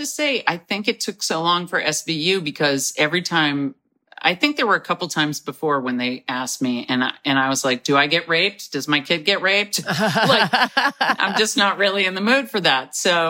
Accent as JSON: {"language": "English", "town": "Nyack", "region": "New York", "country": "United States", "tie": "born or raised there", "also_born_or_lived": "Manhattan, New York", "said": "I was born in Manhattan. I was raised near Nyack."}